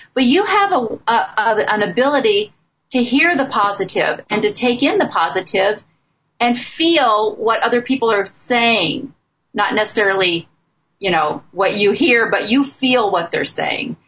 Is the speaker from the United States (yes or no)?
yes; Midwest, United States; I grew up in the Midwest